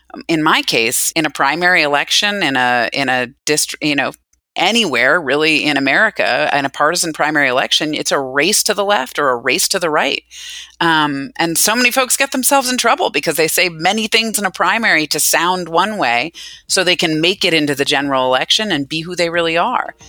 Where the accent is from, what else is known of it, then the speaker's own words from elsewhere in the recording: Northern Virginia, United States; growing up in Northern Virginia